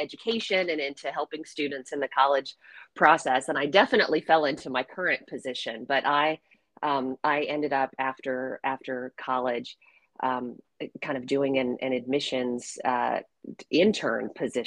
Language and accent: English; Virginia, United States; moved away as an adult; also born or lived in Atlanta, Georgia / Nashville, Tennessee; my home state of Virginia